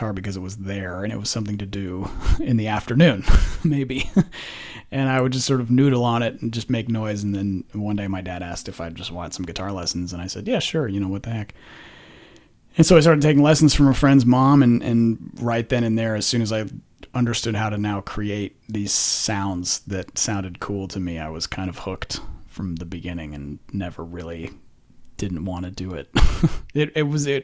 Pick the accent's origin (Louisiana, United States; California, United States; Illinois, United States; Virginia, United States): California, United States; Menlo Park; moved away as an adult; now in Texas, United States; I grew up in Menlo Park in California